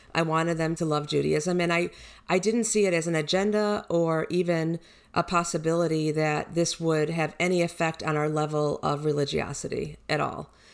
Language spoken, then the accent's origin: English; Detroit, Michigan, United States; moved away as an adult; also born or lived in Miami / Houston; I was born in Detroit. I grew up there, went to high school and graduated